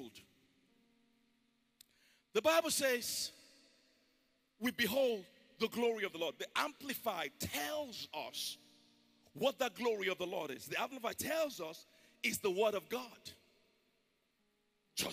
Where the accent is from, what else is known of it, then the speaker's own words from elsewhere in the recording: Ijebu, Ogun State, Nigeria; now in Houston, United States; I'm from Ijebu in Nigeria